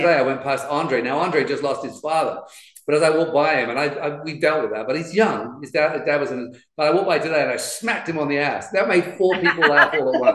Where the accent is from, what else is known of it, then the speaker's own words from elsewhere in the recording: London, United Kingdom; I grew up in the East End of London, which is a really tough part of England